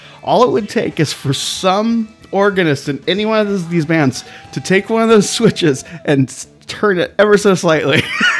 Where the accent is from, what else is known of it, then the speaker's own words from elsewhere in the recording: Claremont, California, United States; I grew up in Claremont, California.